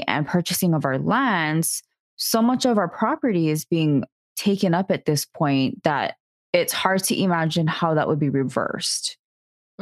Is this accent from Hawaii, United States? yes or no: yes; Hawaii, United States; as a native Hawaiian, I don't identify as an American